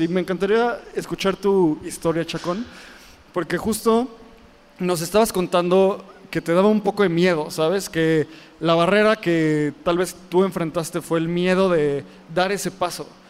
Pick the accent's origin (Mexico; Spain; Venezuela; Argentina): Mexico; Nosotros como mexicanos